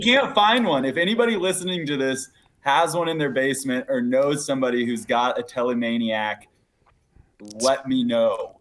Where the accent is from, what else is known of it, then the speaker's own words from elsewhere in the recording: Washington, United States; I'm from Washington State, Colorado. It's where my dad's from